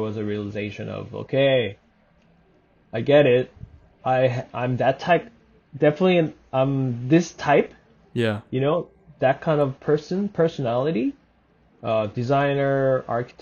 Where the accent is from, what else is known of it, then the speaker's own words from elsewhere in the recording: Seoul, South Korea; moved away as an adult; also born or lived in Vancouver; now in Toronto, Canada; I grew up in Seoul, so Seoul is a big city